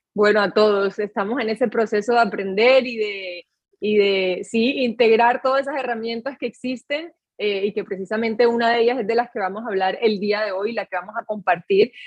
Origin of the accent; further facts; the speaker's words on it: Colombia; yo soy colombiana